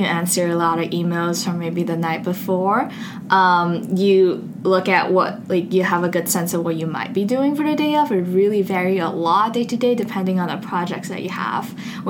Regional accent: Beijing, China; also born or lived in Seattle, United States; now in United States; I'm originally from Seattle, spent 10 years growing up in Beijing before coming to Duke.

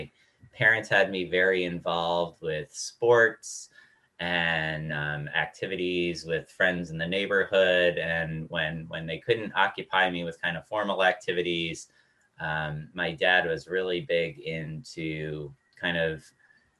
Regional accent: Dix Hills, New York, United States; moved away as an adult; also born or lived in Durham, North Carolina; I'm originally from New York, Long Island, a town called Dix Hills, which is about halfway out on Long Island. And went to a high school there

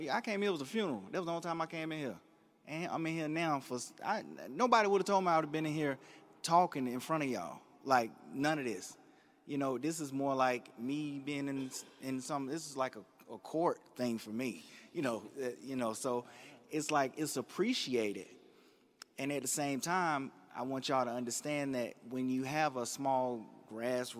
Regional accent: Durham, North Carolina, United States; I'm from East Durham.

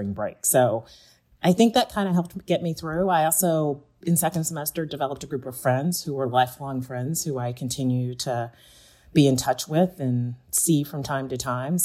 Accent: Greenville, Georgia, United States; now in Pittsburgh, United States; I grew up in rural Georgia, a small town called Greenville, Georgia, which is an hour south of Atlanta

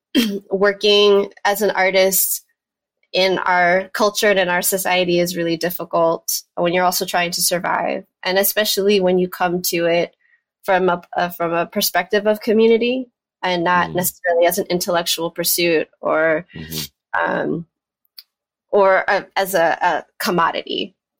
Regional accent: New York, United States; moved away as an adult; now in Chapel Hill, United States; I'm originally from New York, born and raised New Yorker

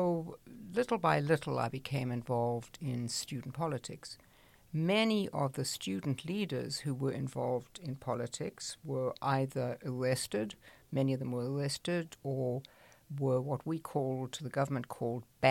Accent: South Africa; moved away as an adult; now in United States; I grew up in a small village in South Africa.

